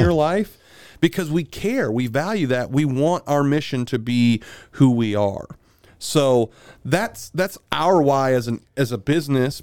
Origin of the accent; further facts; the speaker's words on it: Milton, Florida, United States; I'm from Milton, Florida. I am a back road hillbilly